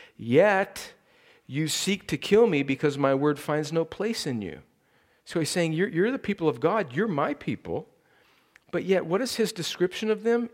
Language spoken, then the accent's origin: English; California, United States; moved away; it's my home state